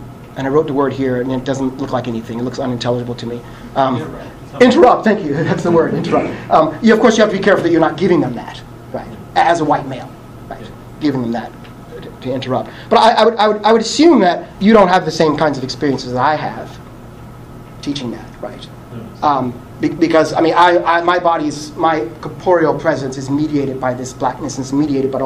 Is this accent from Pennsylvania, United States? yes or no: yes; Philadelphia, Pennsylvania, United States; I was born and raised in North Philly